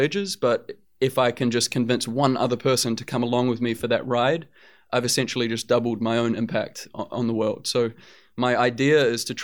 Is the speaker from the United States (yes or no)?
no; New Zealand; growing up in New Zealand and with the family that I grew up